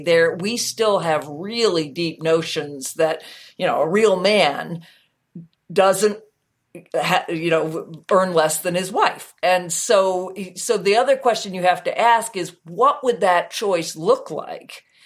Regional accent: United States; as an American

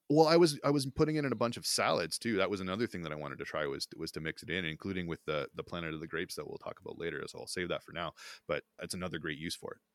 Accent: Smiths Falls, Ontario, Canada; I grew up near Smith Falls, Ontario

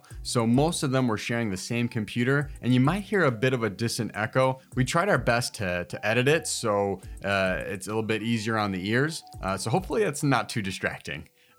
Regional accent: Chicago, Illinois, United States; Growing up in Humboldt Park

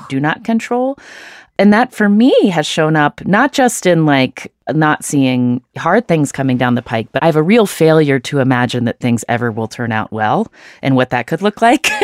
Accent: United States; I was born in the United States

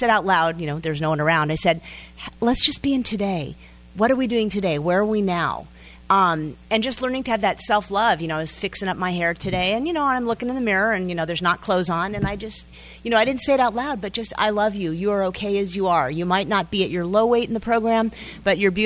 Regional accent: Los Angeles, California, United States; I'm from the San Fernando Valley area

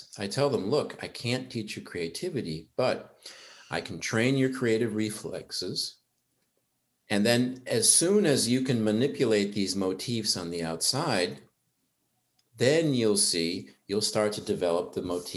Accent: Germany; moved away as an adult; now in United States; I grew up in Germany, and up until age 19, nobody called me

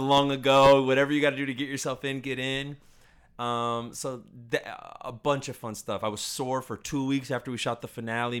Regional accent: Orlando, Florida, United States; I grew up in Orlando.

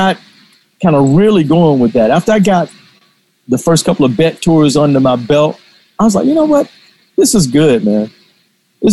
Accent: Atlanta, Georgia, United States; I did a lot of that type of work growing up in Atlanta.

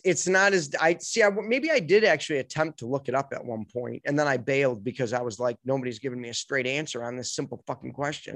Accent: United States; We're from America.

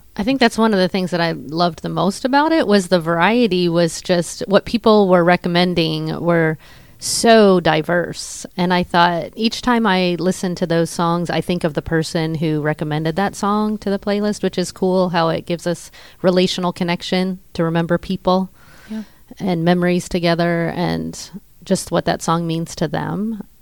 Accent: Pittsburgh, Pennsylvania, United States; we're from Pittsburgh

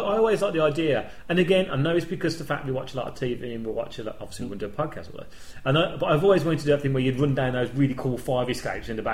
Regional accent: United Kingdom; we're British

